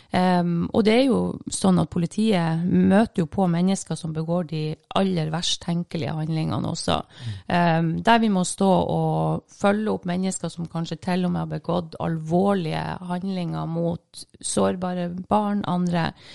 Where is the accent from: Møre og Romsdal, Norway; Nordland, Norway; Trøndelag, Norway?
Nordland, Norway; Bodø; Jeg kommer ifra Bodø. Fra Rønvika i Bodø.